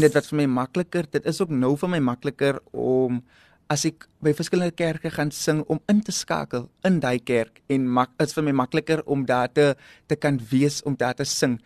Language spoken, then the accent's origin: Afrikaans; South Africa; um ek het daar opgegroei binne in Salouris Paas